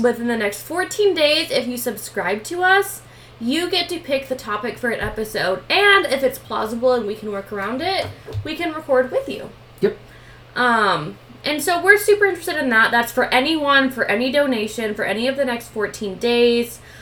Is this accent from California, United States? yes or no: no; Washington, United States; we're from Washington